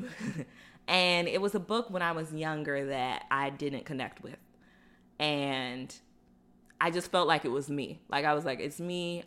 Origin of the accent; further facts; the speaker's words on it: Florida, United States; growing up in Florida